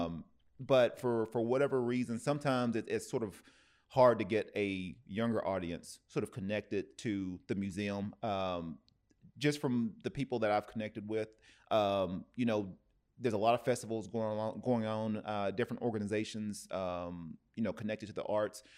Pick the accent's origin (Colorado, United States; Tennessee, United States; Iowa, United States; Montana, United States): Tennessee, United States; now in Oceanside, United States; I'm originally from, you know, from Tennessee, I'm from the South